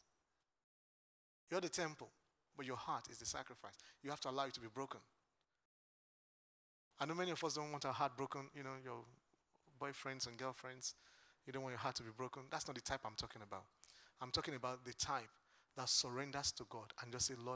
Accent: Lagos, Nigeria; now in United Kingdom; I am from Lagos Island.

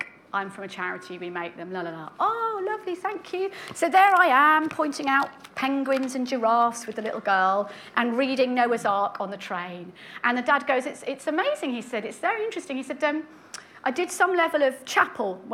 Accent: United Kingdom; we're British

